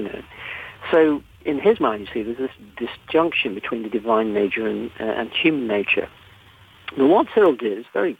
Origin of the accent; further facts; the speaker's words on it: England, United Kingdom; You can tell I'm English